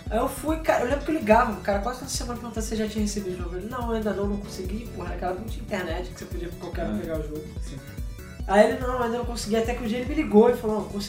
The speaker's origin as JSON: {"language": "Portuguese", "region": "Rio de Janeiro", "country": "Brazil", "said": "Somos do Rio, cara. É normal."}